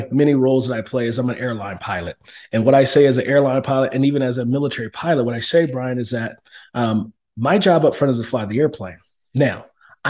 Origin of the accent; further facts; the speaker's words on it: Oakland, California, United States; moved away; also born or lived in Fort Hood, Texas; I was born and raised in Oakland, California, in the inner city streets of Oakland, California, the rough part